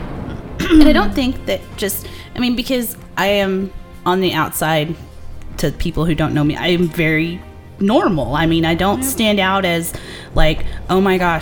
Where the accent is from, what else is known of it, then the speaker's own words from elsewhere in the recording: United States; as an American